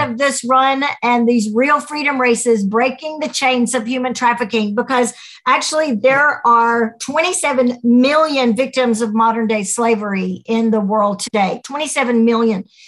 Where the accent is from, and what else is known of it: United States